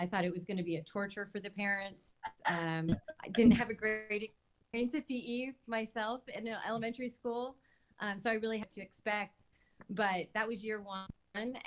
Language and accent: English; California, United States; I'm from California